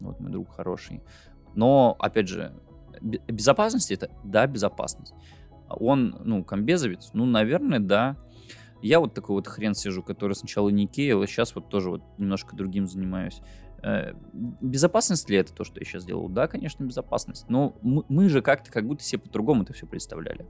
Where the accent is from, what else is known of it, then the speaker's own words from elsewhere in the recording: Belarus; я из Беларуси, мы живем в Беларуси